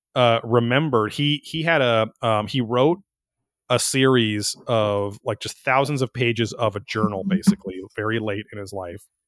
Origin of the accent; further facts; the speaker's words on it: Orange County, California, United States; growing up in Orange County